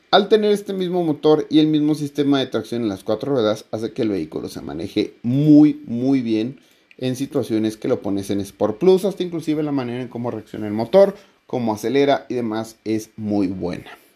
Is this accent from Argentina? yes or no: no; Mexico; como buen mexicano